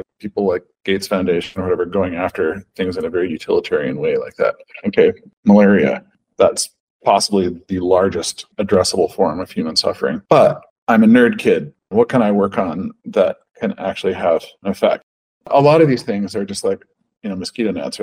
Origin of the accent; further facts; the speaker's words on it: Pacific Northwest, Oregon, United States; I grew up in the Pacific Northwest rainforest, like those trees, those forests, they're incredible. Like in Oregon